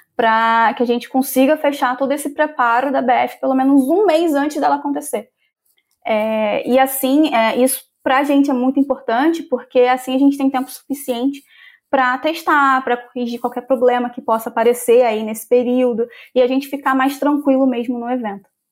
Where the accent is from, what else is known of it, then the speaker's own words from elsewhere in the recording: Rio de Janeiro, Brazil; eu sou do Rio de Janeiro, então eu sou aquela carioca que ama a praia